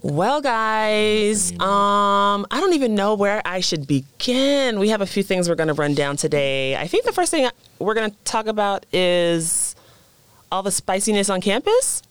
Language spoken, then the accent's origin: English; the South, United States; moved away; coming from the South